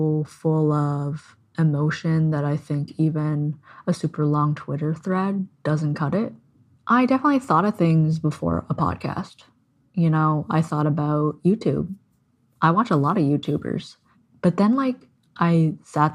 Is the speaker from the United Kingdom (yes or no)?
no; Canada; I'm Canadian